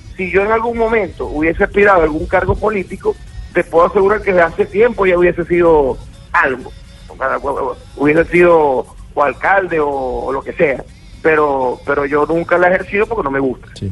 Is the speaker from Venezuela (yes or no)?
yes; Venezuela; Soy el artista venezolano con más número uno en la cartelera nacional de Venezuela